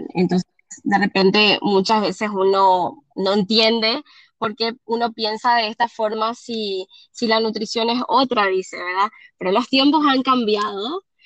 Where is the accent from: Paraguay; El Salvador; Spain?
Paraguay; Asunción; Yo soy de Paraguay, de Asunción, Paraguay, soy nutricionista